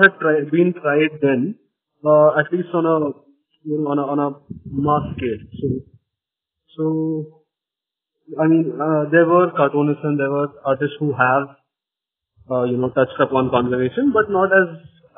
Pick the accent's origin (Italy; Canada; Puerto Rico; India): India; Nagpur, Maharashtra; I'm from a very small town. I'm from Nagpur, where, you know, there isn't much information about alternative careers